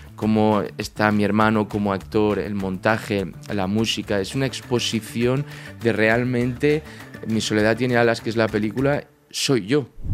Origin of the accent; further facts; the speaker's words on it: Barcelona, Catalonia, Spain; moved away as an adult; also born or lived in A Coruña, Galicia; now in Madrid, Spain; en Barcelona, que es donde yo me crié, de Galicia, nací en Coruña, pero a los cuatro años me fui a Barcelona, hasta, hasta los 18 que me vengo a Madrid